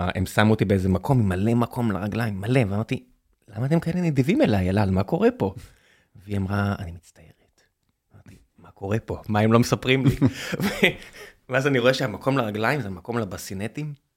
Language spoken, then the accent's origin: Hebrew; Beersheba, Southern District, Israel; now in Tel Aviv, Israel; כבאר שבעי